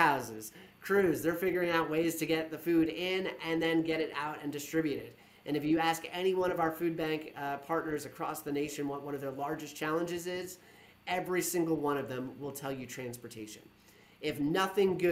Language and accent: English; Monmouth County, New Jersey, United States; I'm from Monmouth County, New Jersey